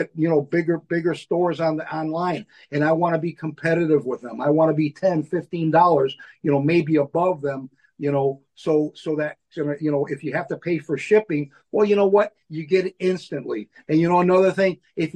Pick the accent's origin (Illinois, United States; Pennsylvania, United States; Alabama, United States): Illinois, United States; Melrose Park; also born or lived in Maywood, Illinois; I grew up in Maywood in Melrose Park. You know, kind of a Western suburb.